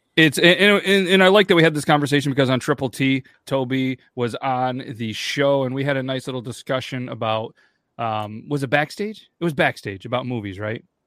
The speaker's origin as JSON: {"language": "English", "region": "New York", "country": "United States", "said": "We're from New York as well, but not not that one"}